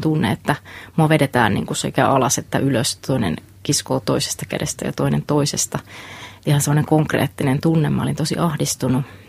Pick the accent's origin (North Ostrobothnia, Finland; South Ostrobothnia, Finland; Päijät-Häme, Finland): South Ostrobothnia, Finland; Lapua; moved away as an adult; Mä oon tuolta Etelä-Pohjanmaalta, Lapualta. Siellä kasvoin noin 19 ensimmäistä vuotta